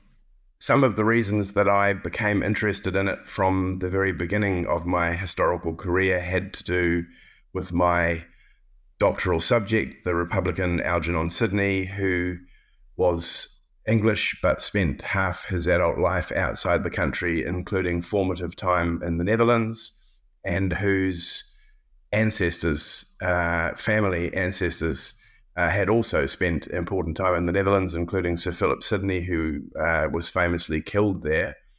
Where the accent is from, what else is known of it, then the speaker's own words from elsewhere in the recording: New Zealand; moved away as an adult; also born or lived in Cambridge, United Kingdom / Pittsburgh, United States; I have always, as a New Zealander, engaged with British history from the outside. My, uh, initial education, uh, was not British